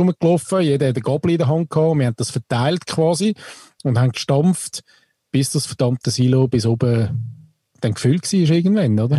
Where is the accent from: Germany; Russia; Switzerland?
Switzerland; als Schweizer